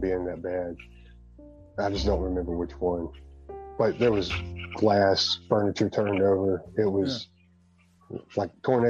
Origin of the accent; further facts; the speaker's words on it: Alabama, United States; I think it's funny because I'm from Alabama.